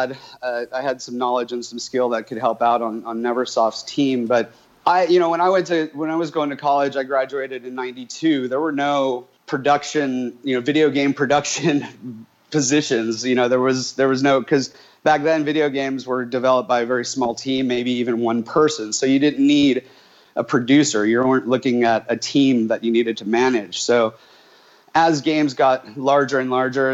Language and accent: English; New York, United States; moved away; also born or lived in California; as a kid in the, you know, mid late 70s when I was growing up in New York